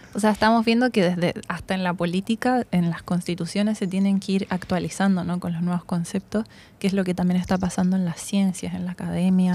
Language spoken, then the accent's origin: Spanish; Santiago, Santiago Metropolitan Region, Chile; also born or lived in Germany / Czech Republic; crecí en Santiago